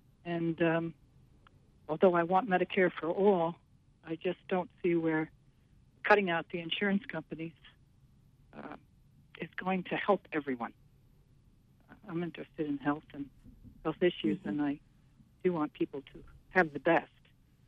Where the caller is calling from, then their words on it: Morrill, Maine, United States; I'm in Morrill, Maine.